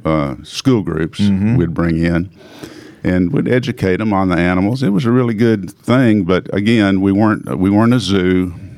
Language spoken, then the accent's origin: English; Knoxville, Tennessee, United States; also born or lived in Lawrence, Kansas / Nashville, Tennessee; I was born in Kansas, Lawrence, Kansas, in 1949. I grew up in Knoxville.